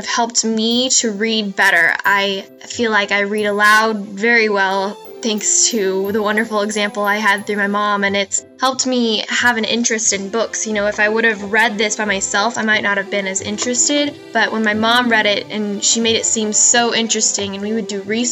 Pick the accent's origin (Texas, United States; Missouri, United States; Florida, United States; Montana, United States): Missouri, United States; I am 18 years old and I'm from Missouri.